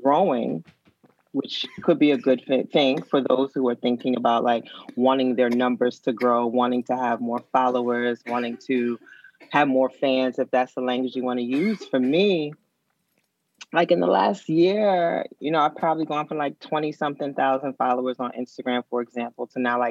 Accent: New Orleans, Louisiana, United States; moved away; also born or lived in Philadelphia; I grew up dark skinned in New Orleans

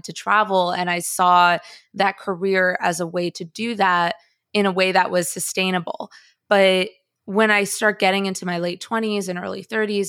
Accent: Chicago, Illinois, United States; also born or lived in Bogota, Colombia; I am Colombian. I hold dual citizenship. I was born in Bogota. My family's Colombian. My relatives are Colombian. I have this whole well of sort of Colombian culture to pull from. And yet, I grew up in Chicago and I don't have an accent.

